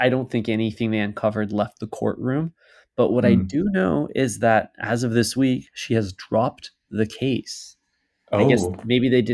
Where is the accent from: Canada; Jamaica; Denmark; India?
Canada; we are the Canadian consumer